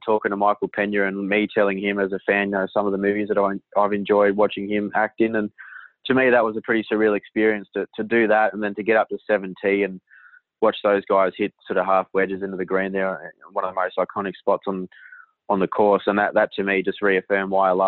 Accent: Australia; now in New York, United States

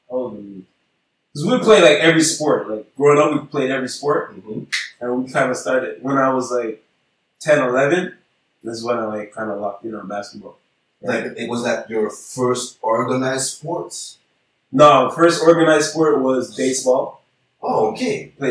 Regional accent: Haiti; For us, it's kind of normal Haitians. Okay, we come from Haiti and okay, we start playing hockey.

